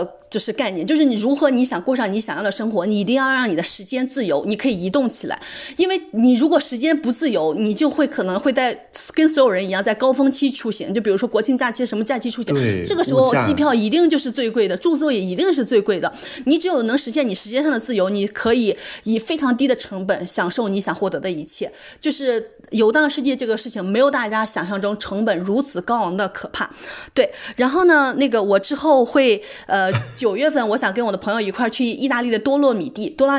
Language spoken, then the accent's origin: Chinese; China; 我们作为中国人，就是没有这种优势。